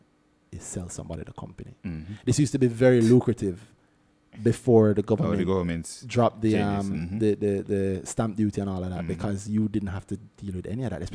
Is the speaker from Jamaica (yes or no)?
yes; Jamaica; I am a Jamaican, which means I love my family, my country, God up above, and KFC Jamaica